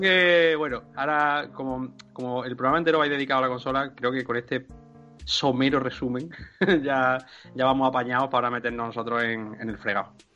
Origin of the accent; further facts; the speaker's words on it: Andalusia, Spain; le estemos corrigiendo los de Andalucía